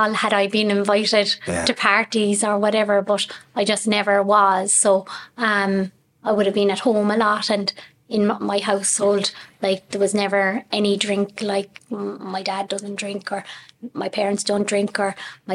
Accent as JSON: {"language": "English", "town": "Youghal", "region": "Munster", "country": "Ireland", "said": "I'm from Yall."}